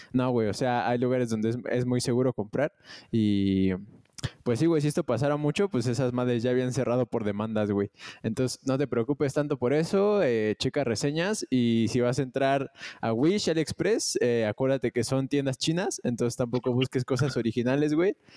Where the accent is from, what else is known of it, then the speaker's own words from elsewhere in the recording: Mexico; como un mexicano normal